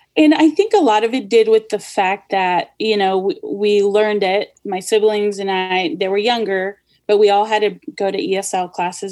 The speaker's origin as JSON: {"language": "English", "country": "United States", "tie": "born or raised there", "also_born_or_lived": "Los Angeles, California / Kansas City", "said": "born in the Los Angeles area and raised there till I was about eight or so. And then we moved to Kansas City"}